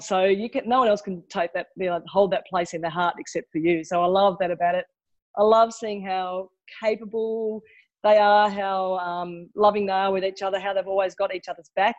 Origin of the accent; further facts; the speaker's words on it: Tasmania, Australia; moved away; I grew up in Tasmania and then I moved around a lot around Australia. I've lived in four different states.